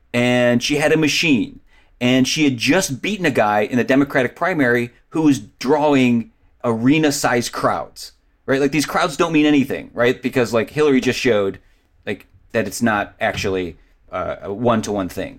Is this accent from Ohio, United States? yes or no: yes; Cleveland, Ohio, United States; I grew up in Cleveland